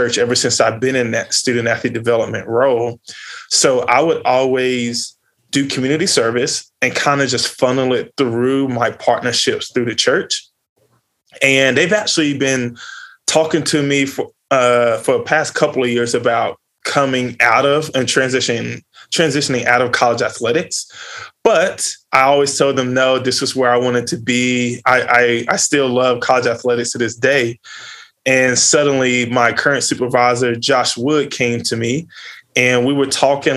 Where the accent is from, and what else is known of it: Greensboro, North Carolina, United States; born or raised there